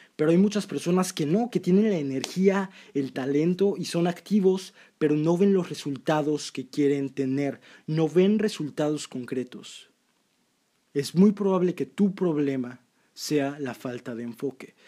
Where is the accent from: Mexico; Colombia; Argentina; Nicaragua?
Mexico; yo soy de México, amo México